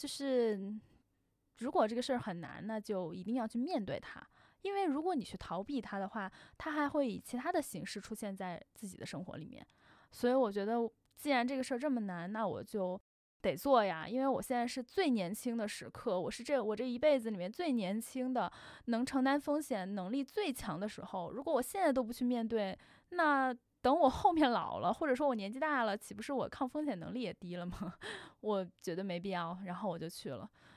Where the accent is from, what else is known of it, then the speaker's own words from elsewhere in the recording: Beijing, China; 还有就是因为我是北京人，就我在北京创业，我总有一种没离开家我还是小孩的状态，所以呢，我不想在北京创业。